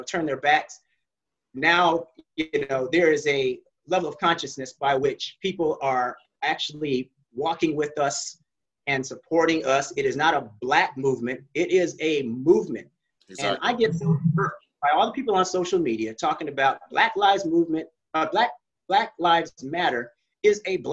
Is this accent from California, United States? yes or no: yes; Northern California, United States; here I am growing up in Northern California